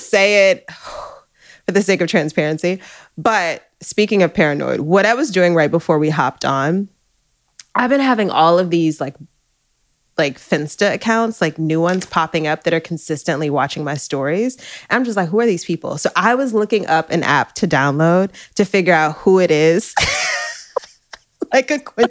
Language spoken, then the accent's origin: English; New York City, New York, United States; We're from uptown